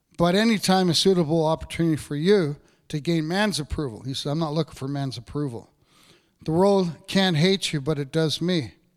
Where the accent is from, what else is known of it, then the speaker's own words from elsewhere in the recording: Canada; I grew up in Cape Royal